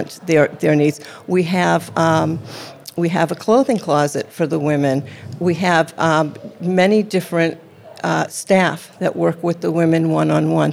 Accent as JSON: {"language": "English", "region": "Massachusetts", "country": "United States", "moved": "yes", "said": "I'm from Massachusetts"}